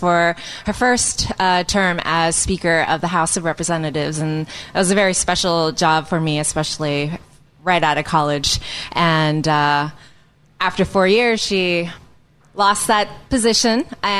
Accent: Texas, United States; moved away as an adult; also born or lived in Washington, D.C.; I'm a Texan, born and raised. A child of immigrant parents who came from Taiwan back in the late 70s, but grew up in Texas

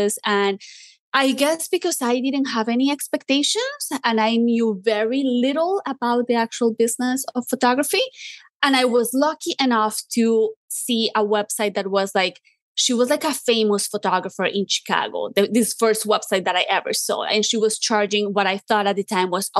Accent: Colombia; moved away; I grew up in Colombia

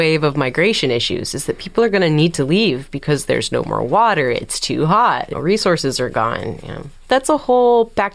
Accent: San Diego, California, United States; being born and raised in San Diego

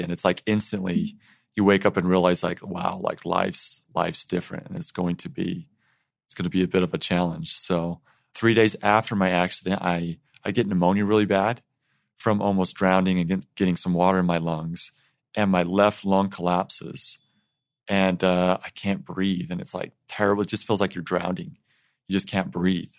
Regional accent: Eden, Utah, United States; I grew up in Eaton, Utah

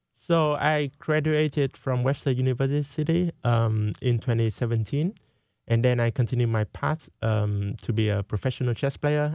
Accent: Vietnam; now in United States; I went to my home country, Vietnam

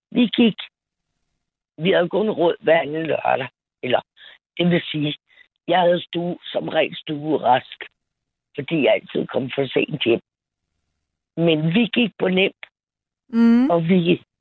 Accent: Amager, Capital Region of Denmark, Denmark; Jeg er opvokset på Amager.

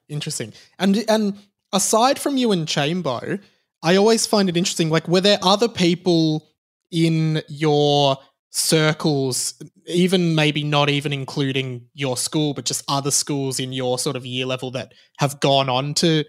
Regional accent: Kew, Victoria, Australia; Yeah, I grew up in Kew

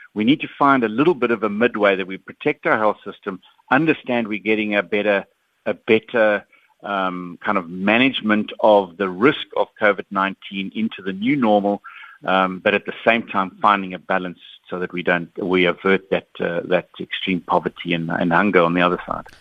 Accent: South Africa; I'm a South African

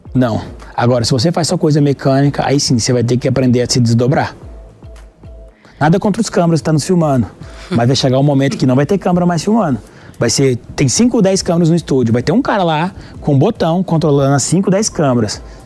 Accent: Goiânia, Goiás, Brazil; eu sou de Goiânia

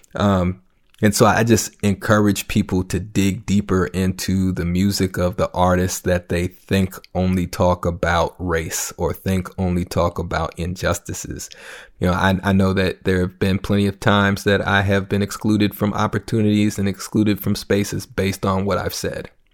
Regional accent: Minneapolis, Minnesota, United States; I'm from North Minneapolis, predominant, you know, uh, predominantly black

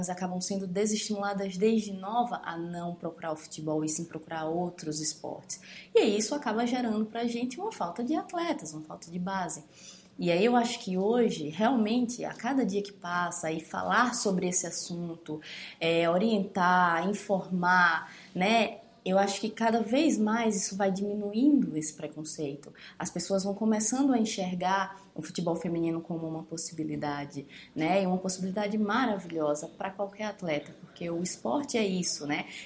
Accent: Alagoas, Brazil; Eu sou de Alagoas, né? E a Marta é de Alagoas.

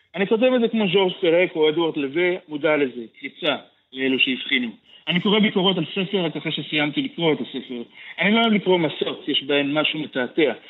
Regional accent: Beersheba, Southern District, Israel; moved away; also born or lived in Tel Aviv; בתוך החדר שלי בבאר שבע, אה, אחר כך יצאתי ממנו לתל אביב

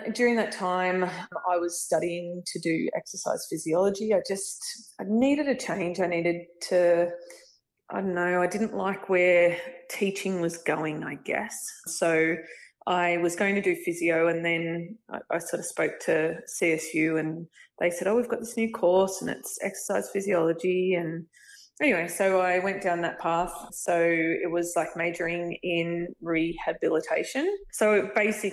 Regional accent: Bathurst, New South Wales, Australia; also born or lived in Dubbo; I grew up in Bathurst, went to uni in Bathurst

